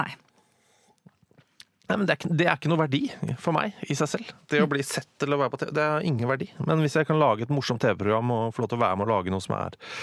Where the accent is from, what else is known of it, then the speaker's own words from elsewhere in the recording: Oslo, Norway; Jeg er født på Abelsø i Oslo. Uh, dype Oslo øst.